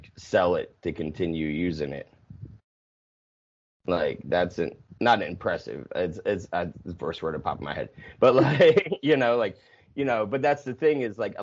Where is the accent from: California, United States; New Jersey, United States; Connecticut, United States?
New Jersey, United States; also born or lived in Pennsylvania; I grew up in Jersey